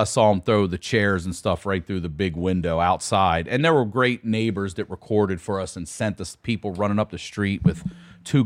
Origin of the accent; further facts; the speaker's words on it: Baltimore, Maryland, United States; now in Santa Monica, United States; I'm from Baltimore